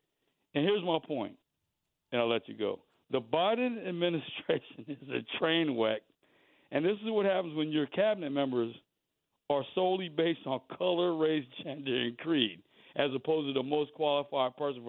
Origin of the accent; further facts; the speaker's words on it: Fort Dix, New Jersey, United States; I was actually born on Fort Dix. My dad retired at Fort Dix. I was raised on Fort Dix.